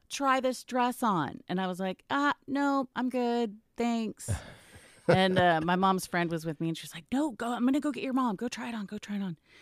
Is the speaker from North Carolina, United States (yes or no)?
no; Garland, Texas, United States; also born or lived in New York / San Diego; I grew up in Garland.